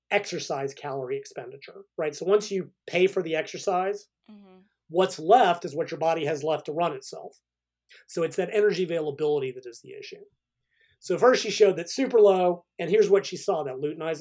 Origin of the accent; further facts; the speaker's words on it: United States; I'm an American